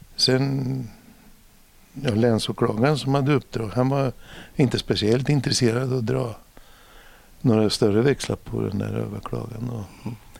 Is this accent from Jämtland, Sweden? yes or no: no; Norrköping, Östergötland, Sweden; also born or lived in Stockholm; vi har ju Norrköping en gammal eh, tygstad